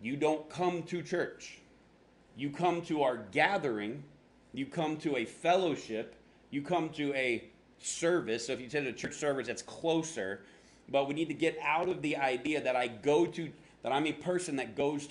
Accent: Florida, United States; now in Phoenix, United States; I'm from Florida

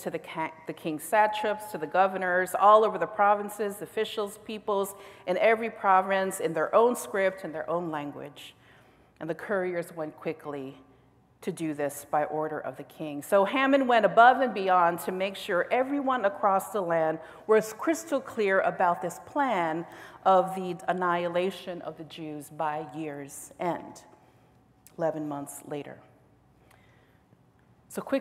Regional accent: United States; as an American within the context of this nation

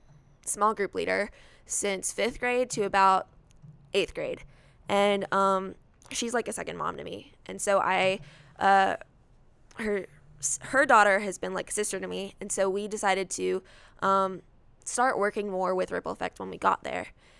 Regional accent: Alexandria, Virginia, United States; I was born in Alexandria, Virginia. So I lived there

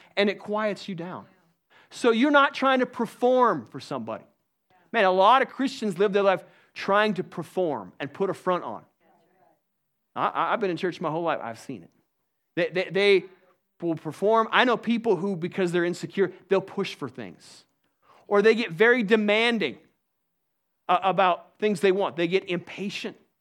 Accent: United States; I'm an American

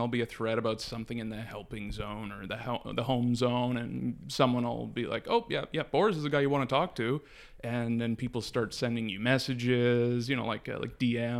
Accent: Toronto, Ontario, Canada; Born and raised, yeah.

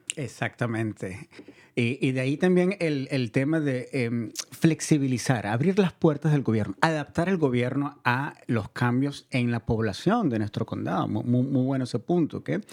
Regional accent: Venezuela; now in Marin County, United States; Yo soy inmigrante también, yo nací en Venezuela y llegué a este país hace unos cuantos años

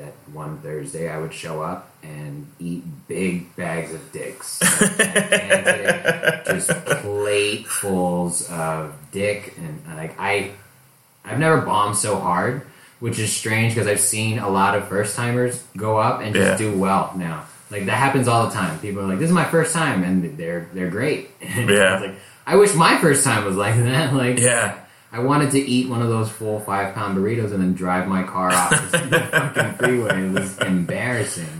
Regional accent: Hawaii, United States; moved away as an adult; now in Inland Empire, United States; I'm Hawaiian, I'm Filipino, I'm Japanese. I grew up in Hawaii

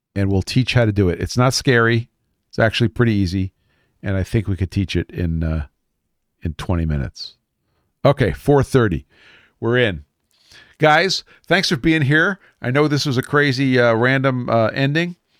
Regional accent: New York City, New York, United States; moved away; I am from Brooklyn

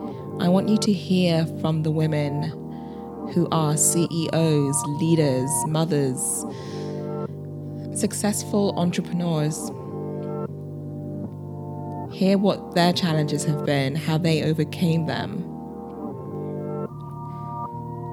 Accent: London, United Kingdom; moved away as an adult; now in New York, United States; I am a British Nigerian, born and bred in London, England. And I moved to New York, 2 years ago

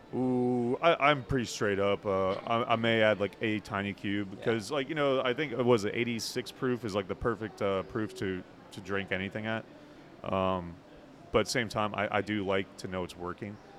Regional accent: northern Indiana, United States; moved away; I grew up in North Indiana, and uh, I didn't drink up in North Indiana, but it was cold as hell

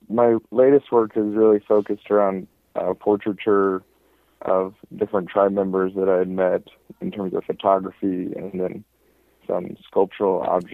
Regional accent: Overland Park, Kansas, United States; moved away as an adult; also born or lived in Minneapolis, Minnesota; now in Milwaukee, United States; I grew up just outside of Kansas City in the suburbs of Overland Park.

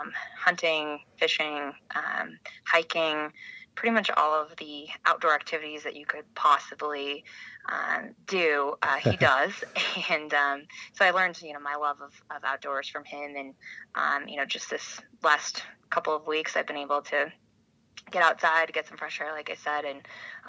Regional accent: Billings, Montana, United States; moved away as an adult; also born or lived in Missoula, Montana / Washington, D.C.; I was born in Missoula. I went to school, middle school and high school in Billings, and I graduated from the University of Montana. My parents and grandparents and great-grandparents were all proud Montana outdoor types.

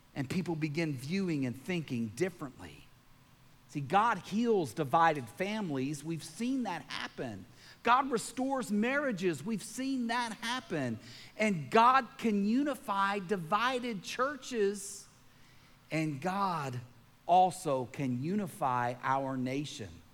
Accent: Lewiston, Maine, United States; I was born on February 20th, 1973, in Lewiston, Maine, and I became a citizen of the United States of America

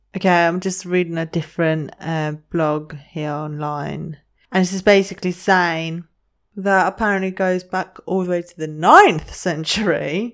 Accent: Greece; moved away; I grew up in Greece and my family down there, they're massive

